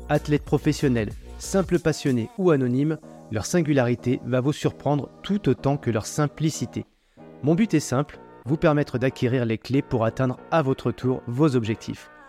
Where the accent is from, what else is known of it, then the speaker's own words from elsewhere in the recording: Le Mans, Pays de la Loire, France; moved away as an adult; now in Réunion, France; moi, je suis née en Sarthe, au Mans.